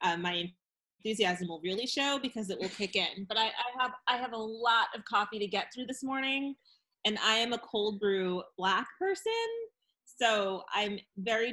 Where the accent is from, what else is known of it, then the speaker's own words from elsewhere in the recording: New England, United States; I'm from New England